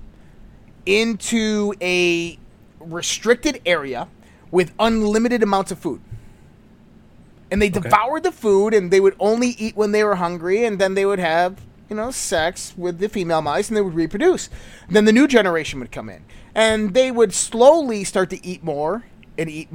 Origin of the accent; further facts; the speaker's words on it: Western New York, United States; I'm from Western New York.